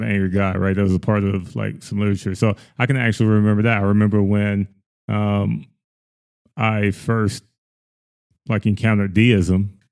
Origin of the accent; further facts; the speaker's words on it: the South, United States; I grew up in the South.